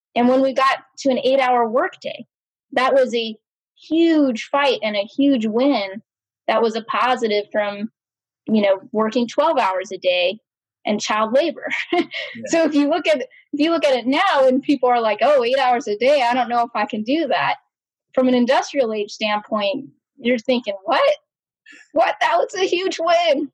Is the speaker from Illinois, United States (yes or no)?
no; Austin, Texas, United States; I was brought up in Austin, Texas.